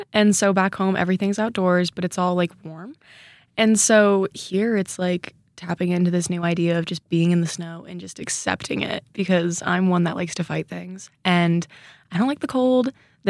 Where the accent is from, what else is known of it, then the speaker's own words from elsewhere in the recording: California, United States; also born or lived in Arkansas / San Jose / Philadelphia; Currently, I'm from California, but I've lived all over the country. I've also lived in Arkansas, San Jose, Philly.